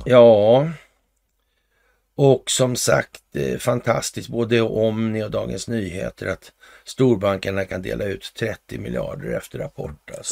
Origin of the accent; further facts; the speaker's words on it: Sweden; vi i Sverige